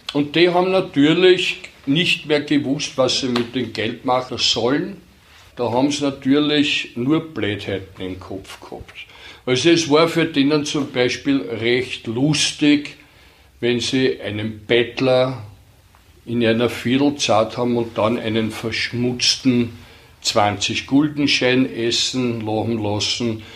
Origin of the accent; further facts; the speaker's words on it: Vienna, Austria; also born or lived in Horn / Waidhofen an der Ybbs; Wienerfeld geboren, in die Volksschule gegangen, auf der Laxenburger Straße